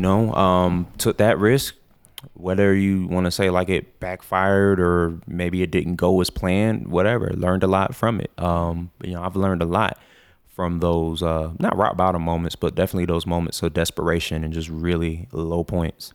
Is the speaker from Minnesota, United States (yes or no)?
no; Orlando, Florida, United States; moved away as an adult; now in Colorado, United States; I'm from Orlando area